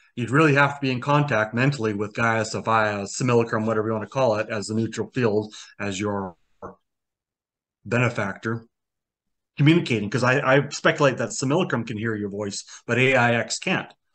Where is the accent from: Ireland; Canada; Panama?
Canada; I was born in Canada